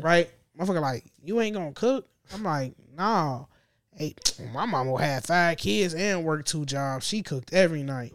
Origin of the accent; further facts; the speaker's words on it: Gary, Indiana, United States; I'm from the region. I'm from Gary